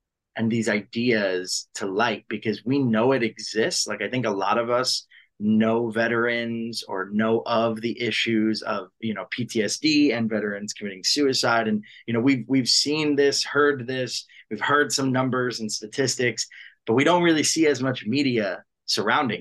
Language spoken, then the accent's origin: English; Long Island, New York, United States; I'm from New York, born and raised in New York, just outside on Long Island